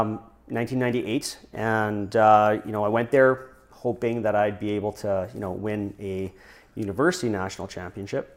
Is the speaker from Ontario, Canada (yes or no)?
no; Regina, Saskatchewan, Canada; moved away as an adult; also born or lived in British Columbia; now in Prince George, Canada; born and raised in Regina